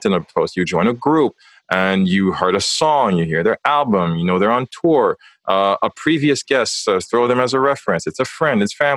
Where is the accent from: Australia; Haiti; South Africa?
Haiti; moved away; also born or lived in North America; growing up in Haiti, you grow up with that very heavy weight of the identity of being a man